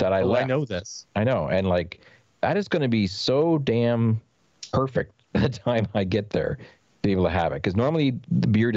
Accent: Saint John, New Brunswick, Canada; now in Portland, United States; microbreweries that are based in my hometown of St. John that did not exist when I was there at all

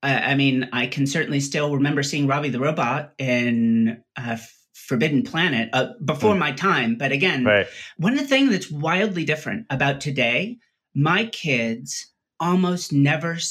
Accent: Salinas, California, United States; also born or lived in La Jolla, San Diego / Palo Alto / Santa Cruz / Pittsburgh; I grew up in Salinas, California, Monterey

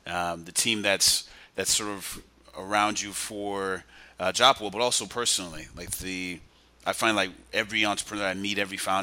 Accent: Los Angeles, California, United States; I'm from Los Angeles

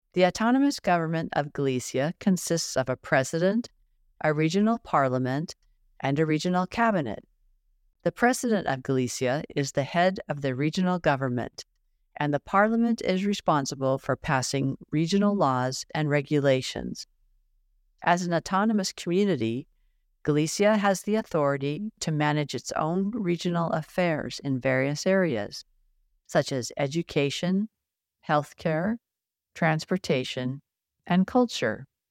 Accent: Washington, United States; My mom, sister, and I were born and raised in Washington State

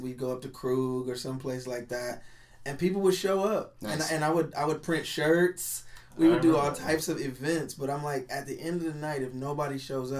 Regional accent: Omaha, Nebraska, United States; I was kind of an outcast in a different way growing up because I'm from North Omaha.

